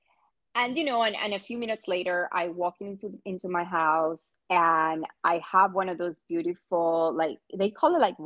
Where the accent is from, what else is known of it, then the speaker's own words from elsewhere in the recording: Venezuela; also born or lived in Orlando, Florida / New York City; now in Los Angeles, United States; growing up in Venezuela